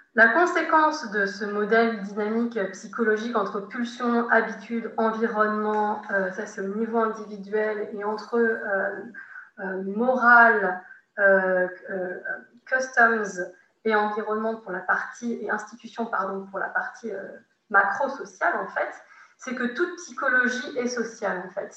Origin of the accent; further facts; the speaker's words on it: France; en tant que Français de fin du XXe siècle, début du XXIe siècle